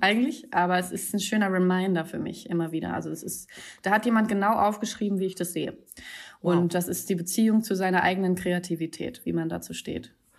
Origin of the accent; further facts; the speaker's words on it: Hamburg, Germany; moved away as an adult; now in Berlin, Germany; Ich bin in Hamburg geboren